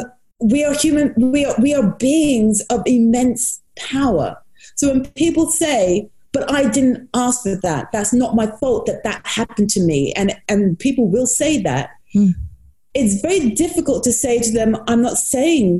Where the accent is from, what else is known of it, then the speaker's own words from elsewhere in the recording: United States; When I was younger, I grew up in the United States